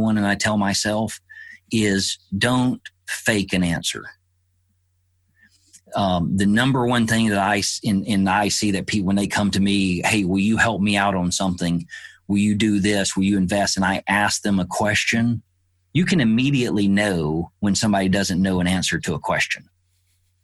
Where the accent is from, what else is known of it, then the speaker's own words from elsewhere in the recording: Alabama, United States; I grew up in the South in Alabama